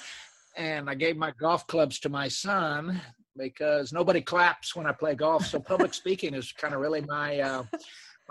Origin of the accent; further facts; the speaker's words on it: Oklahoma, United States; moved away; I grew up in Oklahoma on a little farm